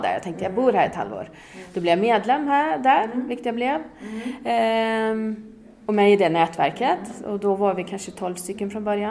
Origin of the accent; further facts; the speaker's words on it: Åmål, Västra Götaland, Sweden; moved away as an adult; also born or lived in Gotland / Gothenburg / New York / Fröskog; now in Dalsland, Sweden; Jag, jag är uppväxt i Åmål